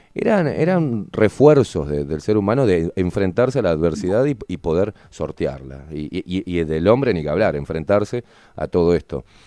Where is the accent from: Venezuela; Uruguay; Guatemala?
Uruguay; nosotros como, uruguayos